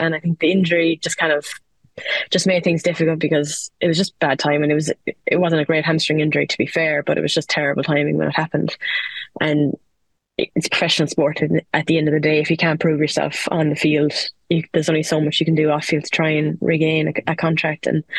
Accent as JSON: {"language": "English", "country": "Ireland", "said": "especially when you're used to loyalty, being an Irish player, because, like, you play for your county, you play for your club, and it's where you're from"}